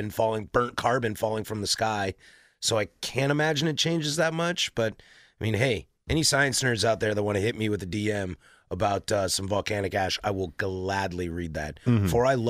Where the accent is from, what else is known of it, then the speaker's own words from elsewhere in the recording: Pacific Northwest, United States; I am from the Northwest.